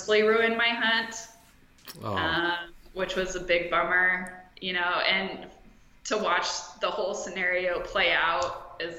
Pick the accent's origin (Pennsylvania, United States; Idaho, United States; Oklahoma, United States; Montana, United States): Idaho, United States; Lewiston; I'm originally from northern Idaho.